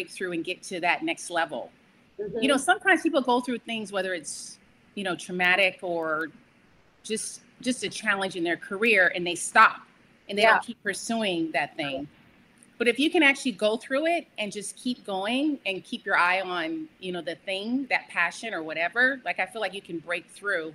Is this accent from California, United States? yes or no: yes; Bay Area, California, United States; moved away as an adult; now in Los Angeles, United States; growing up, I was always pursuing acting. I'm from the Bay Area. So in the Bay Area, I was doing theater and commercials